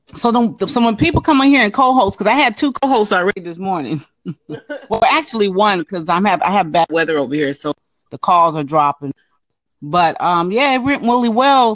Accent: California, United States; now in Jacksonville, United States; I'm from California, but I live in I'm in Jacksonville, Florida right now.

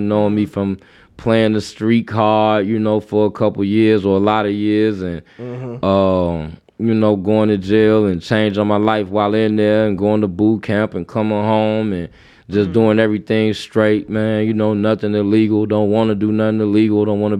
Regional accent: Waukegan, Illinois, United States; also born or lived in North Chicago; I'm from Waukegan, North Chicago.

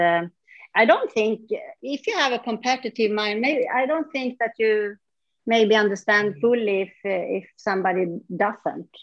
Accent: northern Sweden, Sweden; moved away; also born or lived in Stockholm / Mysore; I moved away from my small town where I grew up and then I came back mm. 14 years later when I was a mom.

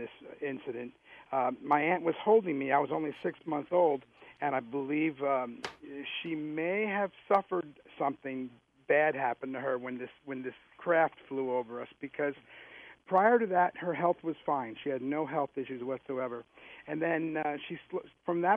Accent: Interlaken, New Jersey, United States; also born or lived in Asbury Park, New Jersey; now in San Antonio, United States; I grew up in Interlaken

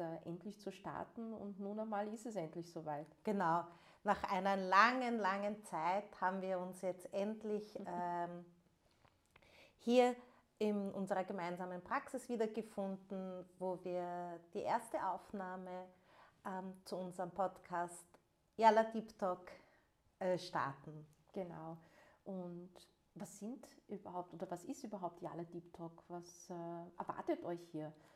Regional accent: Vienna, Austria; first language German; ich bin ähm, gebürtige Wienerin und ähm, Wien ist äh, mein Lebensmittelpunkt.

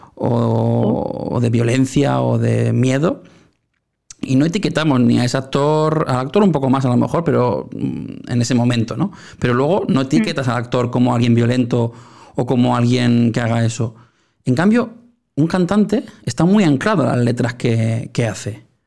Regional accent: Spain; aquí en mi país, en España

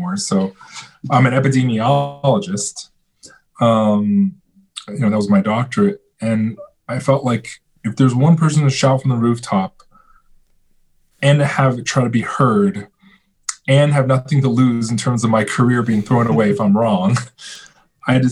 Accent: China; moved away; I was born in China. I have some relatives

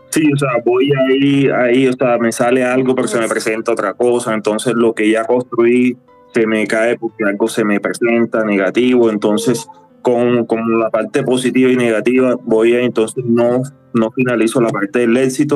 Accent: Cartagena, Bolívar, Colombia; now in Bogotá, Colombia; soy cartagenero

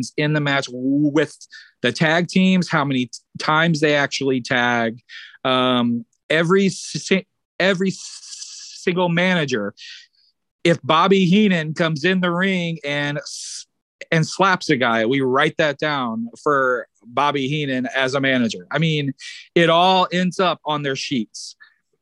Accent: Illinois, United States; I had always recorded the television shows in my hometown area in Illinois

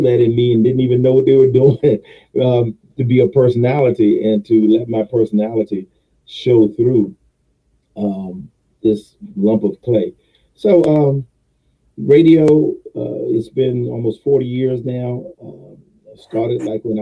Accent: Richmond, Virginia, United States; also born or lived in Goochland, Virginia; born and raised in Richmond, Virginia

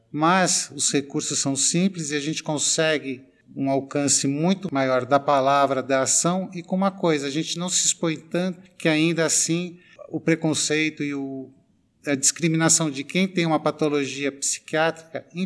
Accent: São Paulo, Brazil; Eu sou paulistano porque eu amo essa cidade aqui onde eu nasci.

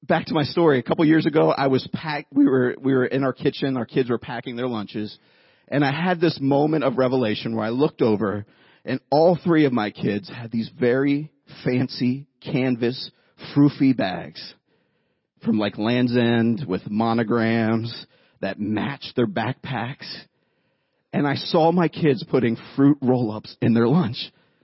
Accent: Youngstown, Ohio, United States; I grew up in Youngstown, Ohio.

